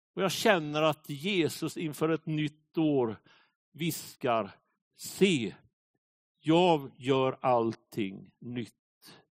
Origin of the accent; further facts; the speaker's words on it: Småland, Sweden; Jag brukar ju säga att jag är smålänning